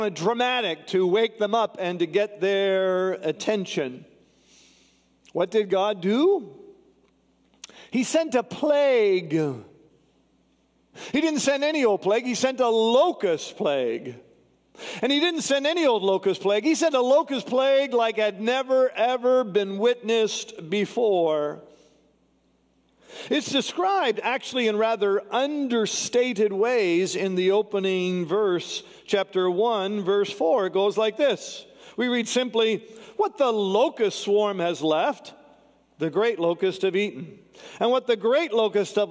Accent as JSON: {"language": "English", "country": "Canada", "said": "I'm from Canada"}